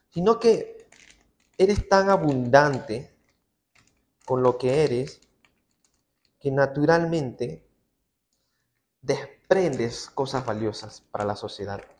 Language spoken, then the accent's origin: Spanish; Peru; como buen peruano que soy, me encanta el picantito de todo esto.